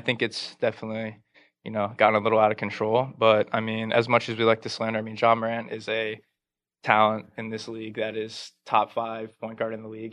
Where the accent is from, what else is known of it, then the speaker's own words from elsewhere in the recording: Laurel, Maryland, United States; now in Scottsdale, United States; I'm currently living in Scottsdale, Arizona. Uh, I'm originally from Laurel, Maryland